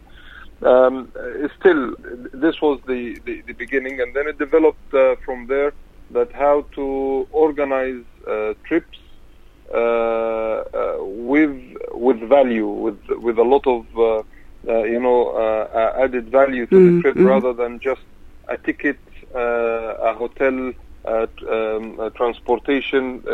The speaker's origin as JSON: {"language": "English", "country": "Pakistan", "tie": "born or raised there", "also_born_or_lived": "Saudi Arabia / Egypt / France", "moved": "yes", "lives_now": "United Kingdom", "said": "I was born in Saudi Arabia. I grew up in Pakistan"}